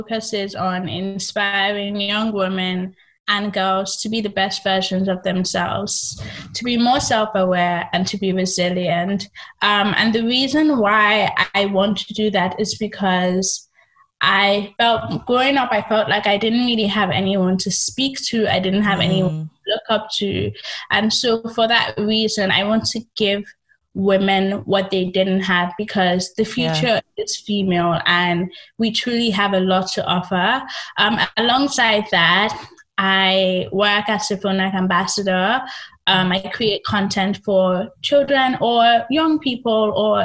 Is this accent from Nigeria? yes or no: yes; Nigeria; born or raised there; moved away as an adult; also born or lived in England